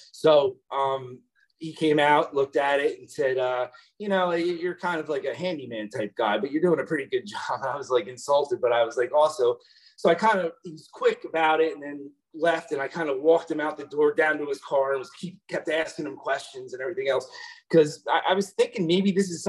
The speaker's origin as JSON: {"language": "English", "area": "near Camden County", "region": "New Jersey", "country": "United States", "said": "I moved to Florida recently, um, wasn't happy with what I was doing. I'm from New Jersey."}